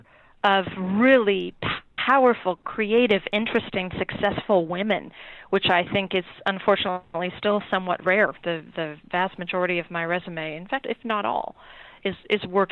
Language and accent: English; California, United States; moved away as an adult; also born or lived in San Francisco / Santa Cruz; now in East Coast, United States; I was born and raised in California, never anticipated that I would live anywhere else